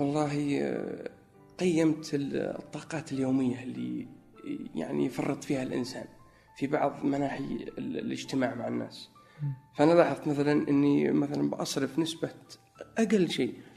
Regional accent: Najran, Najran Province, Saudi Arabia; moved away as an adult; also born or lived in Egypt / New York / Chicago; now in Riyadh, Saudi Arabia; في نجران اكيد لانها موطني و يعني المكان اللي ترعرعت فيه منذ الطفوله.

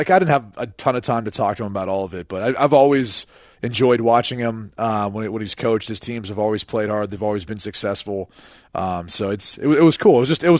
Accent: Ireland; Because I'm Irish and then you claim to be Irish.

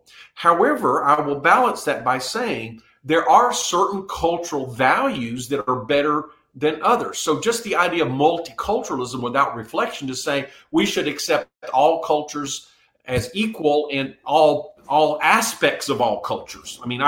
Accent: South Korea; moved away; I was raised in Korea. And at that time, Korea was a very poor country.

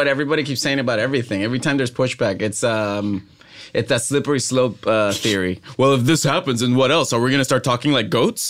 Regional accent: Puerto Rico; accent: Puerto Rican Spanish; I will not apologize about how I sound in Puerto Rican Spanish.

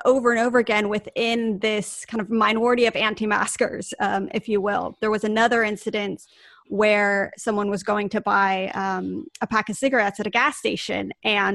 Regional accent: United States; our listeners can tell from my accent that I am from the United States

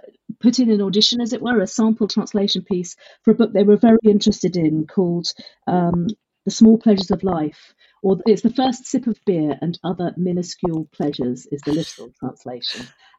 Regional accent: Brussels, Belgium; born there; also born or lived in United Kingdom; I was born in Brussels. I had always grown up sort of semi-bilingual with very Francophile British parents who were working out there. I had most of my education in the UK, but that French influence was very deep culturally.

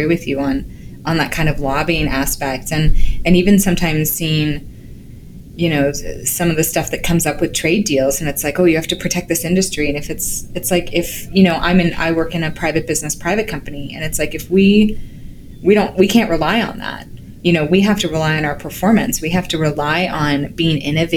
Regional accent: Canada; as a Canadian

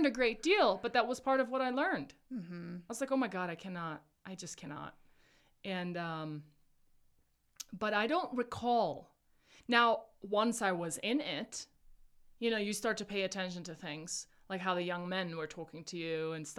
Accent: South Africa; moved away; I was born and raised in South Africa

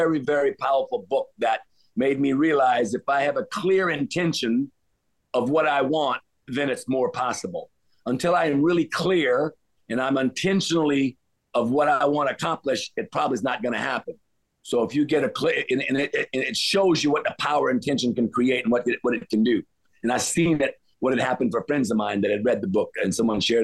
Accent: Louisiana, United States; also born or lived in Cayman Islands; I grew up in the South, Louisiana

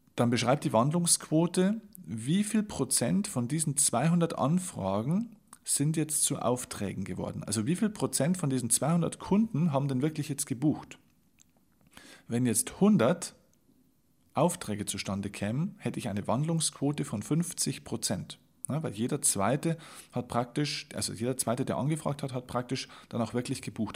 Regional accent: Vilsbiburg, Bavaria, Germany; in meine Heimatstadt, das ist die Stadt Vilsbiburg

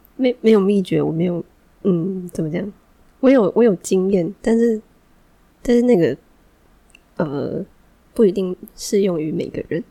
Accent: Taiwan; 哦，我是台湾人

